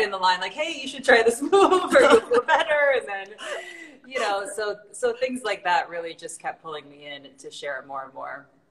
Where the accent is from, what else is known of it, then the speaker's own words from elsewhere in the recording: Illinois, United States; I'm from a tiny little town in, you know, I guess how we say the middle of nowhere in, in Illinois, really south of Chicago.